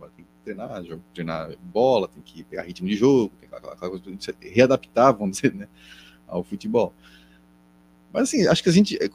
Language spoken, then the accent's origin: Portuguese; Florianópolis, Santa Catarina, Brazil; accent: manezinho; no nosso sotaque